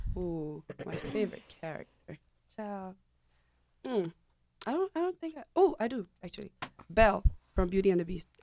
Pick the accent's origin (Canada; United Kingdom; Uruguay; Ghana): Ghana; I'm Ghanaian.